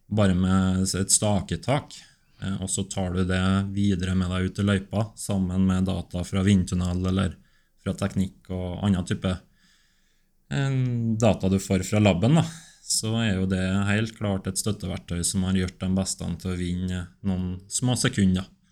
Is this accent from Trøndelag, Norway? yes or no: yes; Steinkjer, Trøndelag, Norway; Jeg er fra Steinkjer